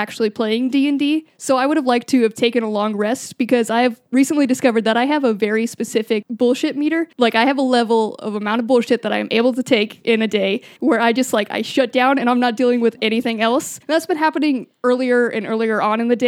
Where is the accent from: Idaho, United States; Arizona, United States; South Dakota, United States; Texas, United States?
Arizona, United States; moved away; I'm originally from Arizona